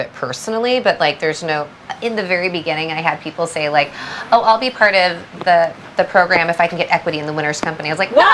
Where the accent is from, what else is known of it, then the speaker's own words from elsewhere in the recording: Southern California, United States; I was born in America. I was raised predominantly in Southern California.